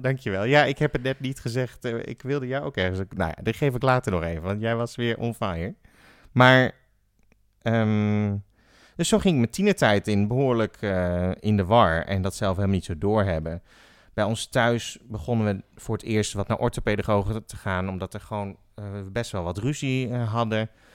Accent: The Hague, South Holland, Netherlands; Ik ben geboren in Den Haag

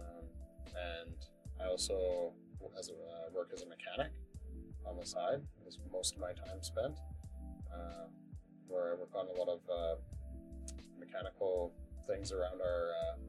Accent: Canada; I'm Canadian. I was born in Canada.

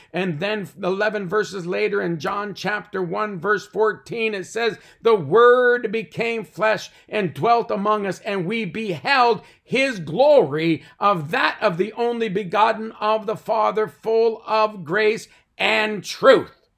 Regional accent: Canada

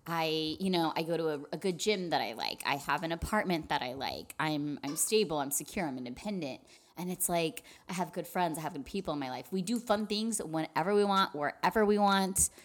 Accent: El Paso, Texas, United States; I'm from El Paso

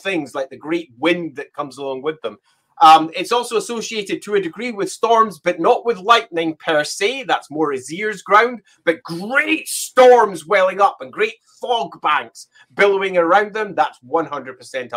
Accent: Scotland, United Kingdom; I'm Scottish. I will often pronounce it Hamon

